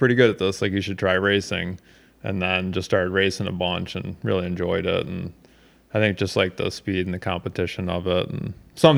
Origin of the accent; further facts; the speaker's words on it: Lansing, Michigan, United States; also born or lived in Haslett, Michigan / Grand Rapids, Michigan; I grew up in the Lansing area, so I grew up on the south side of Lansing